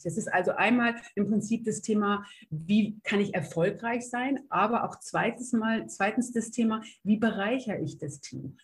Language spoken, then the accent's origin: German; North Rhine-Westphalia, Germany; zu dem, wo ich herkomme. Äh, sehr offen, sehr lustige Niederrheinerin